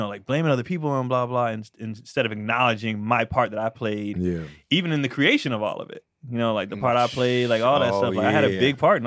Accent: Bay Area, California, United States; we grew up in the Bay Area

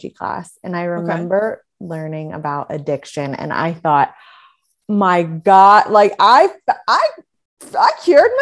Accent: West Virginia, United States; moved away; I grew up in West Virginia

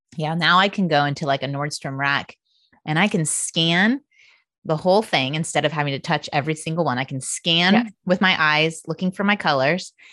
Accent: Indiana, United States; I grew up in Indiana.

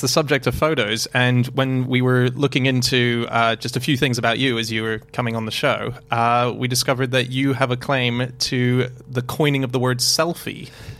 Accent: Australia; as an Australian

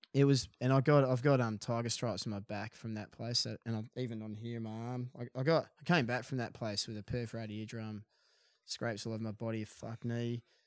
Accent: Perth, Western Australia, Australia; also born or lived in Dunsborough; I hail from Florriet. in Perth, and, um, uh, we grew up surfing City Beach

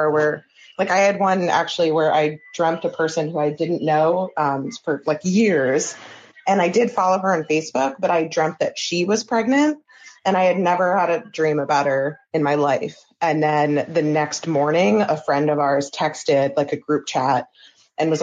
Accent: New Jersey, United States; I'm also from New Jersey

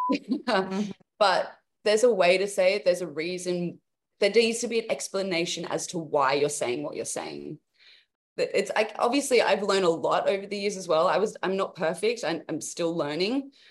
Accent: Newcastle, New South Wales, Australia; also born or lived in Sydney; I was from Newcastle, which is 2 hours out of Sydney, and I would travel every day to go to the academy, like, and I did my high school education there.

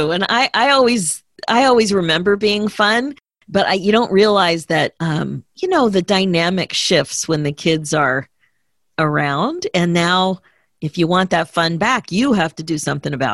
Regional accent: Houston, Texas, United States; I was born and raised here in Texas.

